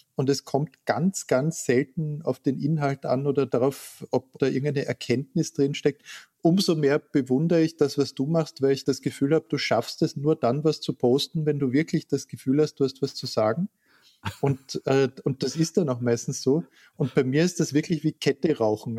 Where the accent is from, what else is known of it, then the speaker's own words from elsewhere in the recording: Klagenfurt, Carinthia, Austria; moved away; Ich bin in Klagenfurt geboren und war dort Kind